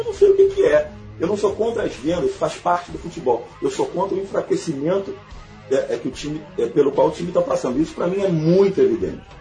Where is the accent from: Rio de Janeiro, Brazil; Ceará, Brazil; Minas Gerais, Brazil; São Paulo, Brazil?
Rio de Janeiro, Brazil; na minha adolescência, estava em Santo Agostinho, aqui no Rio, escutava muito rock